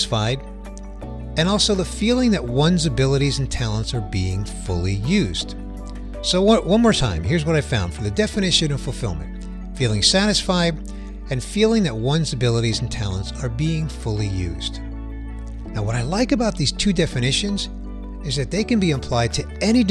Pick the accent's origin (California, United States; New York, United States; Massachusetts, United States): New York, United States; New York City; I grew up in Queens in a lower middle income family.